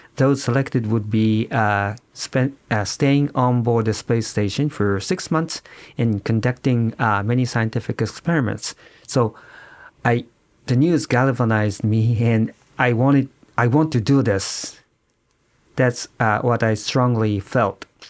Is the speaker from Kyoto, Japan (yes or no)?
no; Yokohama, Kanagawa, Japan; I was born in Yokohama, Kanagawa